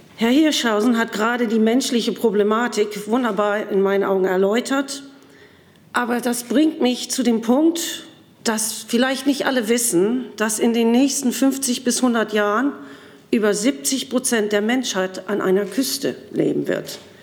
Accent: Sylt, Schleswig-Holstein, Germany; auf Sylt, wo ich herkomme

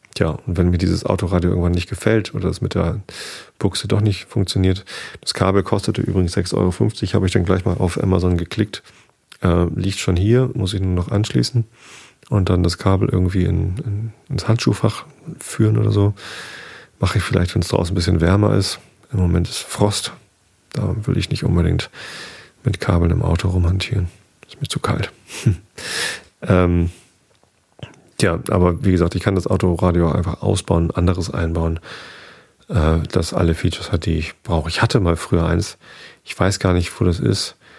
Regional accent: near Karkensdorf, south of Hamburg, Lower Saxony, Germany; Ich bin in der Nähe aufgewachsen, zwei Dörfer weiter

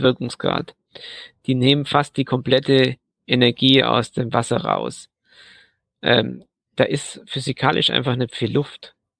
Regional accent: Southern Germany, Germany; ich bin ja aus Süddeutschland

